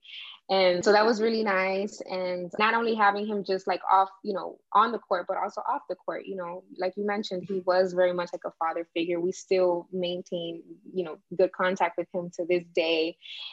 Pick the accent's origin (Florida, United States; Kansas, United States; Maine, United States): Florida, United States; Miami; I grew up in Miami, what's now known as the Wynwood Art District